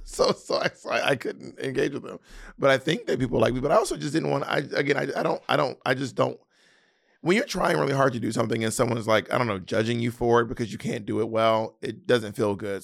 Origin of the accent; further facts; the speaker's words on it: the South, United States; accent: Southern; I'm from the South and people think our accents are ugly.